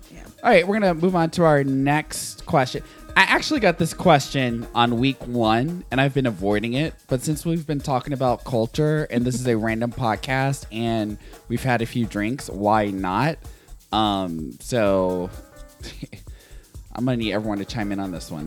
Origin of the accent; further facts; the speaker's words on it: the South, United States; I'm from the South